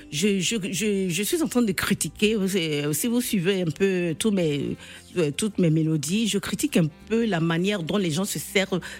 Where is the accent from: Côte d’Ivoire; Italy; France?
Côte d’Ivoire; Vous pensez peut-être que la musique. Euh, ivoirienne, parce que je suis ivoirienne, évolue